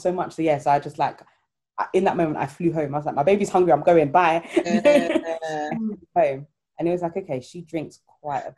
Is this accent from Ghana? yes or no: yes; Ghana; I'm Ghanaian